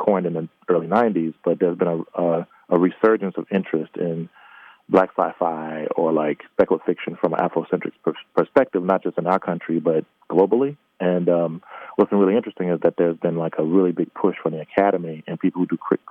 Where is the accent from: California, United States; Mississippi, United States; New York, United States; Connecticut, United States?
Mississippi, United States; I was born and raised in the Deep South in Mississippi